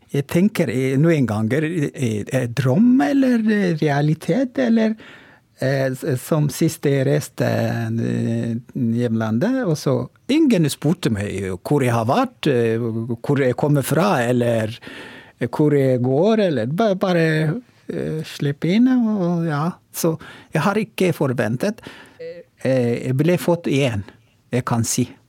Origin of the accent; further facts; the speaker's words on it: Oromo, Oromia, Ethiopia; Norwegian is a second language; now in Tromsø, Norway; opprinnelig er jeg fra Etiopia, og Romo